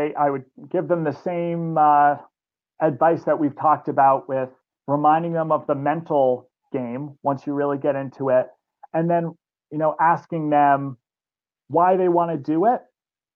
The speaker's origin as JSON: {"language": "English", "region": "Vermont", "country": "United States", "tie": "born or raised there", "said": "I grew up here in Vermont"}